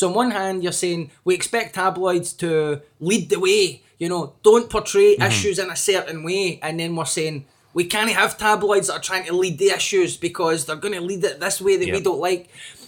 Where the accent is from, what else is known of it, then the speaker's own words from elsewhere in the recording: Scotland, United Kingdom; the position the Daily Record took on decriminalisation of drugs is one that I was very proud of as a Scottish person, as a consumer of Scottish news